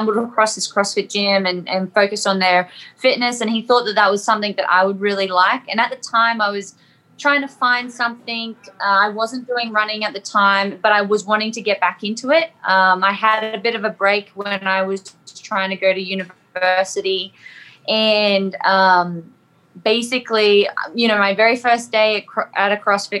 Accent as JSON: {"language": "English", "town": "Sunshine Coast", "region": "Queensland", "country": "Australia", "moved": "as an adult", "lives_now": "Cookeville, United States", "said": "So I'm actually from, it's not really small anymore, but it's like a beachy town in Queensland called the Sunshine Coast. Back in Australia, I should probably specify that if people don't understand my accent, but yeah, so I'm originally from Australia, and now I currently live in Tennessee"}